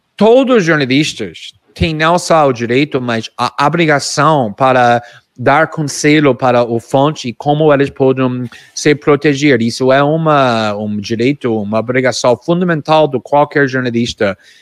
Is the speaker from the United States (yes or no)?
yes; United States; Portuguese is a second language; now in Brazil; eu sou mais frio como norte-americano